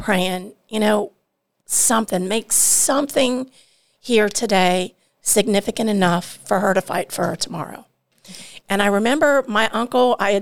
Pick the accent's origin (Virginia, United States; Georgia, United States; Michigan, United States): Georgia, United States; also born or lived in Ohio; I'm from Georgia. My family is from Georgia and Ohio